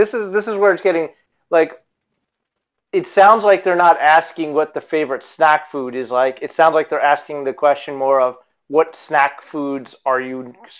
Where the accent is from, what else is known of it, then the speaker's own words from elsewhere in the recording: New Jersey, United States; Yeah, we grew up in New Jersey.